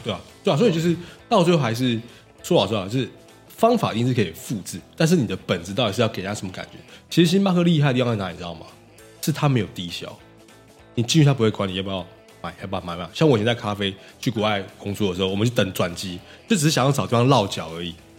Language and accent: Chinese; Taiwan; 我们台湾人一直以来人才输这块一直都很好